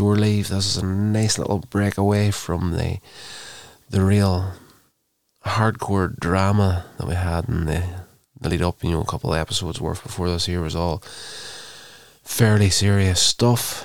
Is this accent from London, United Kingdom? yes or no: no; Northern Ireland, United Kingdom; having been born, brought up in Northern Ireland, I would be classed as a British citizen